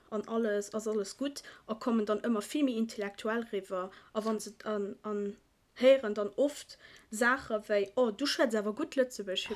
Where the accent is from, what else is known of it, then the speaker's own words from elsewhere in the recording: Iran; Ein Kollege von mir, ich bin äh, Iraner, und...